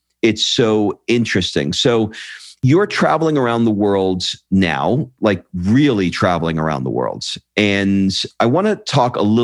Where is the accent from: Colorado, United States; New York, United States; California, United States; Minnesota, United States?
New York, United States; New York City; also born or lived in Brooklyn, New York; now in Los Angeles, United States; I grew up in Queens, and I was born in Brooklyn. I live in LA now